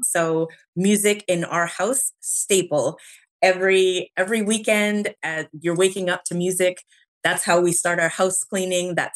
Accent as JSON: {"language": "English", "town": "Winnipeg", "region": "Manitoba", "country": "Canada", "tie": "born or raised there", "said": "born and raised in Canada"}